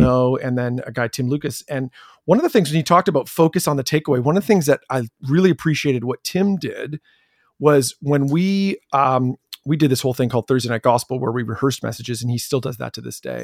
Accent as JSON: {"language": "English", "town": "Chatham", "region": "Ontario", "country": "Canada", "tie": "born or raised there", "said": "I grew up in Chatham, Ontario"}